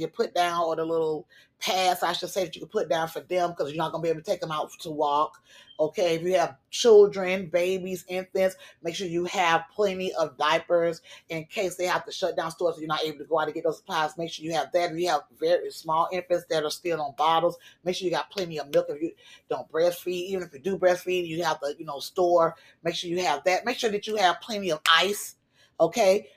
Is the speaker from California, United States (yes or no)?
no; Florida, United States; a Florida girl who has been growing up in Florida in a hurricane state all my life